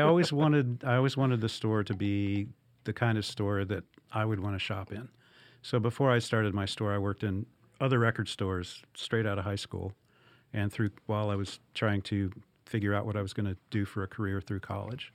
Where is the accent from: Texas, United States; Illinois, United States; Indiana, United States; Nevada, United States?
Indiana, United States; Evansville; moved away as an adult; also born or lived in Arizona; now in Louisville, United States; I had worked for a, a record store in Evansville, Indiana, which is my hometown